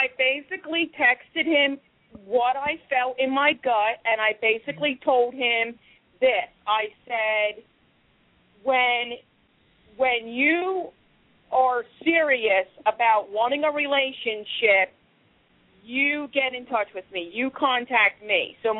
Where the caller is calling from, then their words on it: Philadelphia, Pennsylvania, United States; I'm calling from Philadelphia, PA.